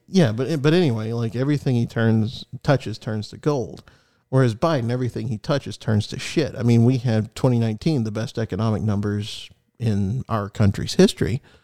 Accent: United States; as an American

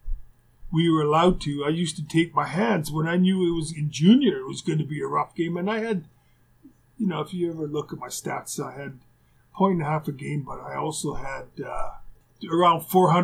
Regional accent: Winnipeg, Manitoba, Canada; my buddies that I grew up in Winnipeg

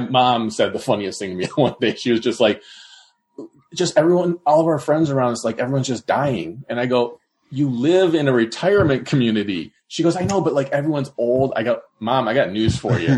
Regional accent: Ohio, United States; I've lived in Ohio my whole life

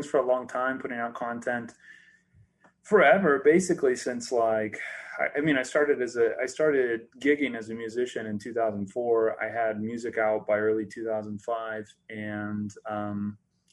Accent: Prineville, Oregon, United States; I grew up in Central Oregon, in a little town called Prineville

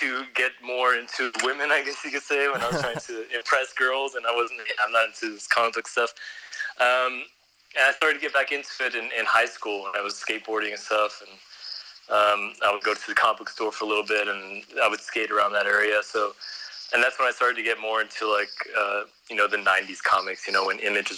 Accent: San Antonio, Texas, United States; now in Vienna, Austria; See, I moved to Vienna from Texas, so when people ask me where I'm from, I usually say I'm from Texas

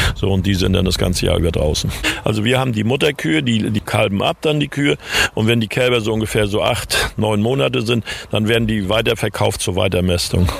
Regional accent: Germany; mein Geburtsort ist Sahnitz

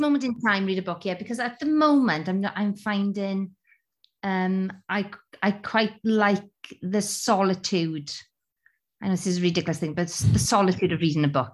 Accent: Wales, United Kingdom; as a Welsh person at the Creighton Theatre

